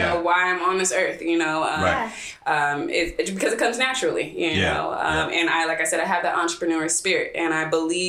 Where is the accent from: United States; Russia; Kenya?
United States; Seaside, California; I'm originally from Seaside, right?